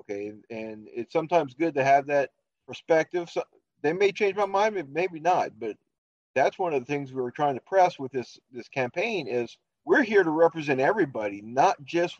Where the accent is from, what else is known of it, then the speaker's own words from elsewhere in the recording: Louisiana, United States; now in Minnesota, United States; I am currently living in Minnesota, but I'm originally a Southern boy. I'm originally from Louisiana. Far south in Louisiana as you can go without getting your feet wet. So, but when I retired from the Army in 2018